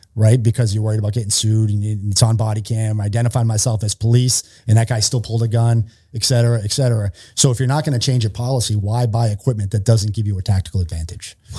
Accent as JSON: {"language": "English", "town": "Worcester", "region": "Massachusetts", "country": "United States", "tie": "born or raised there", "moved": "yes", "said": "I'm from Worcester, Massachusetts, so outside of Boston, I grew up in Massachusetts."}